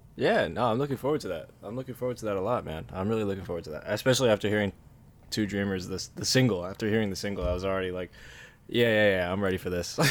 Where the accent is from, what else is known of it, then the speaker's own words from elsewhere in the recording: New Jersey, United States; moved away as an adult; also born or lived in New York City; now in Philippines; I grew up in Jersey